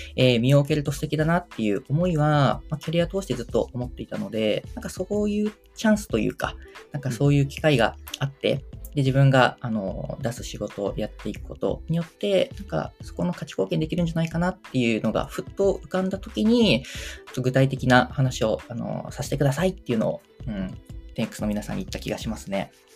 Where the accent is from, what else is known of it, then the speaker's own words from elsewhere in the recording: Kyushu, Kumamoto, Japan; accent: Kumamoto dialect; now in Tokyo, Japan; 出身が九州熊本県なんですけども